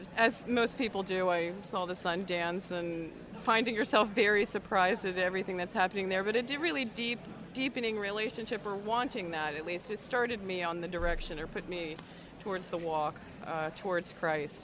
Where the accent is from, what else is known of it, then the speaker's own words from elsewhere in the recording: Washington, District of Columbia, United States; I'm from the Washington, D.C. area